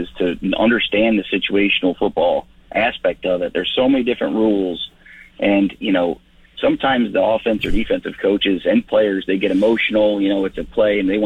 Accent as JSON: {"language": "English", "region": "Florida", "country": "United States", "tie": "born or raised there", "moved": "as an adult", "lives_now": "Saskatchewan, Canada", "said": "growing up in Florida"}